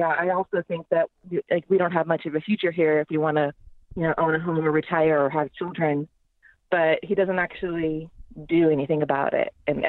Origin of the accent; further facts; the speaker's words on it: San Francisco, California, United States; also born or lived in Marin County, California; now in Oakland, United States; I did move to Oakland 4 years ago. I grew up in the Bay Area, but mostly in San Francisco and in the North Bay.